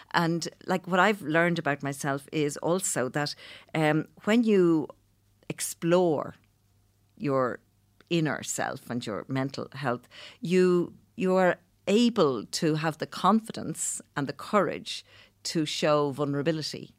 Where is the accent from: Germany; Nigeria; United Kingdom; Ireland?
Ireland; Dublin, Leinster; I'm from Clondalkin